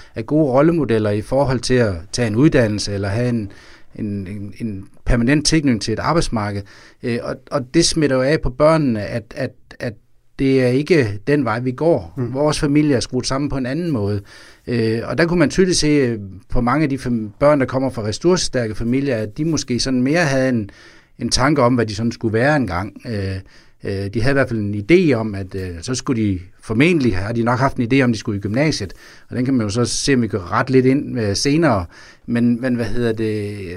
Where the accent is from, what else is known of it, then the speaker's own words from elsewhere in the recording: Vejle, Southern Denmark, Denmark; Vejle, hvor jeg kommer fra